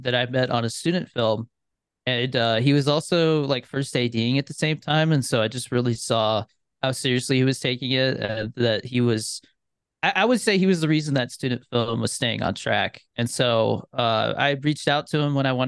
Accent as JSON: {"language": "English", "region": "Arizona", "country": "United States", "moved": "as an adult", "lives_now": "Albuquerque, United States", "said": "I'm from Arizona. I moved to Albuquerque in 2020"}